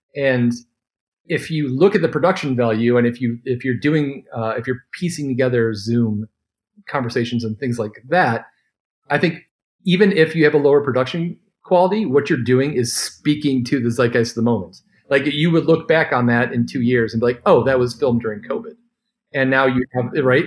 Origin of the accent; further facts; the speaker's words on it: Detroit, Michigan, United States; I'm from Detroit